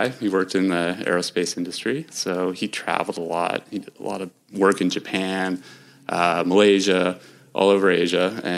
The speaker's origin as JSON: {"language": "English", "town": "Vancouver", "region": "British Columbia", "country": "Canada", "tie": "born or raised there", "also_born_or_lived": "Montreal", "said": "Yes. I lived there until I was six and then moved out to Vancouver"}